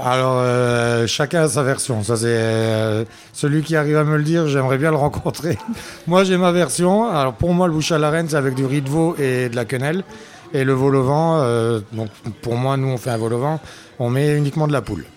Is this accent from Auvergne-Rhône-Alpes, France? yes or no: no; Cattenom, Grand Est, France; je suis natif du village, je suis natif de Catnam.